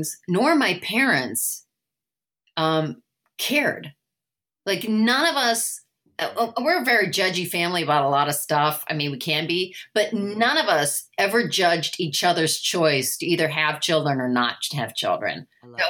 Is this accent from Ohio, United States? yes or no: no; Indiana, United States; moved away as an adult; now in Los Angeles, United States; I grew up in Indiana.